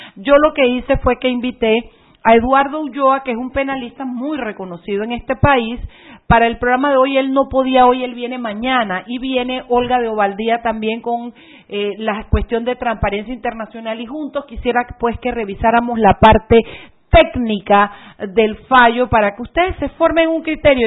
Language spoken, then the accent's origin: Spanish; Boquete, Chiriquí, Panama; moved away; después estuve en mi boquete, pues amo boquete, amo mi, mi, mi pueblo